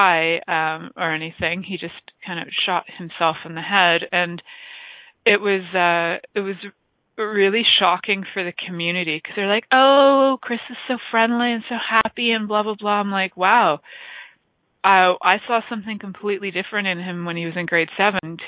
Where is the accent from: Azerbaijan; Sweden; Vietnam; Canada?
Canada; Toronto, Ontario; I grew up in Toronto, but I actually live in a small town